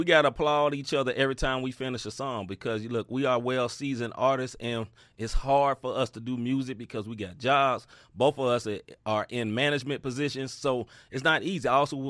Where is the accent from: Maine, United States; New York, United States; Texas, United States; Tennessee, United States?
Tennessee, United States; Memphis; I am from the South. I am a Southerner. I'm from Memphis, Tennessee.